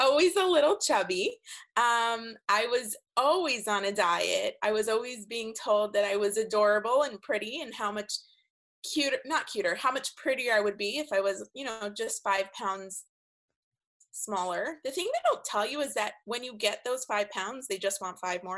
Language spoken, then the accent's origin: English; Toronto, Ontario, Canada; moved away as an adult; also born or lived in California; when I was 21 and I was moving from Toronto, where I'm from, to California